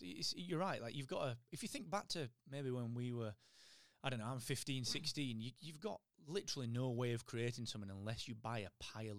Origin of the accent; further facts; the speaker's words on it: Barnsley, Yorkshire and the Humber, United Kingdom; so I'm from Barnsley